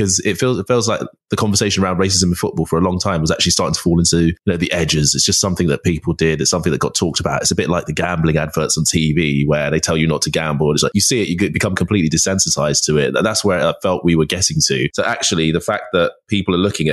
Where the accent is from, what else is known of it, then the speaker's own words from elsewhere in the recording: London, United Kingdom; I grew up in North London